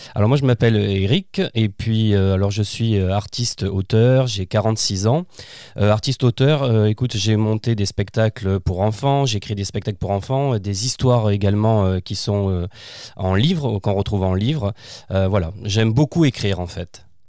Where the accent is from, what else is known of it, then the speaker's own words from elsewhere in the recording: Fontvieille, Provence-Alpes-Côte d'Azur, France; also born or lived in Arles; je suis né à Arles, je suis dans, j'ai grandi dans un petit village qui s'appelle Fontvieille